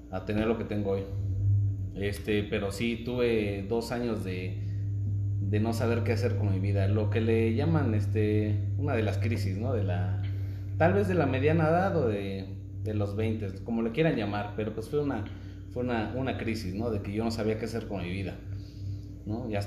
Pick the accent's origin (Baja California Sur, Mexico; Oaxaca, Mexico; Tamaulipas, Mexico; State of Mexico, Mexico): Oaxaca, Mexico; now in Querétaro, Mexico; Digo, para los que no saben, soy de Oaxaca.